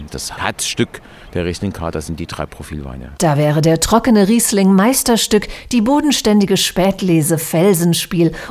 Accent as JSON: {"language": "German", "town": "Bacharach", "region": "Rhineland-Palatinate", "country": "Germany", "said": "Ich komme ja tatsächlich aus Bacher Steg, weit hinten im Tal."}